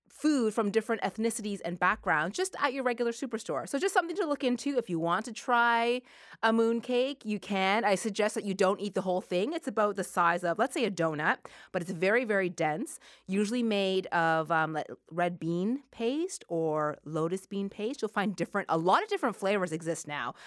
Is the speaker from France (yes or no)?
no; Halifax, Nova Scotia, Canada; we were growing up in Halifax, Nova Scotia.